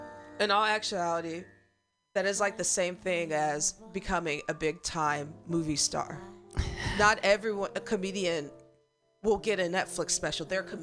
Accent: Springfield, Illinois, United States; also born or lived in St. Louis / Chicago; now in San Francisco, United States; I'm from Springfield. So you got the Vills and the Fields.

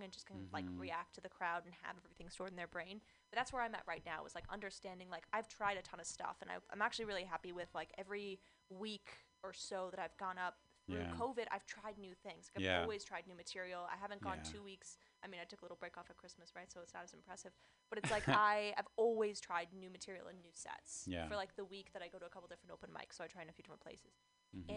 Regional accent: Orange County, California, United States; a blonde girl, I'm from Orange County

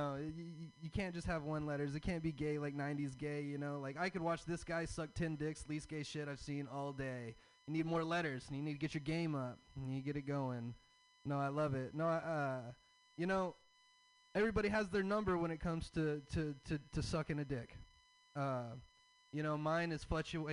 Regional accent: the South, United States; I'm from the South. I have a Southern dad

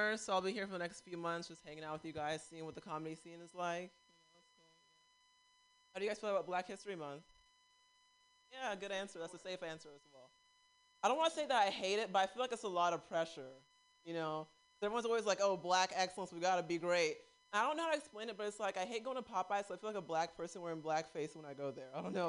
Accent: Nigeria; And like being Nigerian, like I grew up thinking I was gonna have an arranged marriage

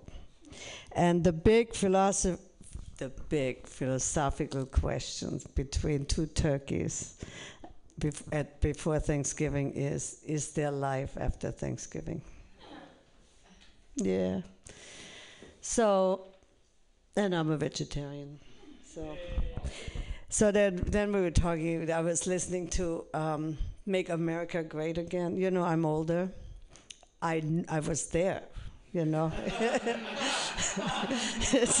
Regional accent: Germany; now in United States; I'm originally from Germany, the land of the thinkers and Hitler

